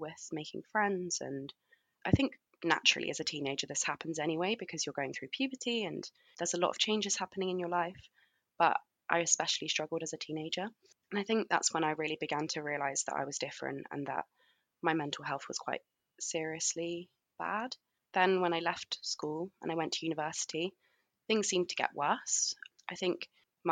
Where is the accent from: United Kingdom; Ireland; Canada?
United Kingdom; London; I grew up in London with my mum and dad